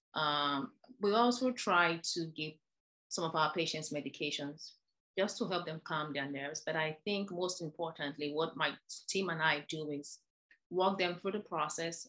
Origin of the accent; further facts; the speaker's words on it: Nigeria; moved away as an adult; also born or lived in Ireland / New York, United States; now in Virginia, United States; I'm originally from Nigeria, where I trained as a dentist.